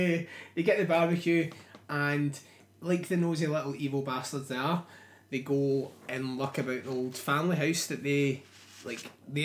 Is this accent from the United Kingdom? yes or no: yes; Scotland, United Kingdom; We're Scottish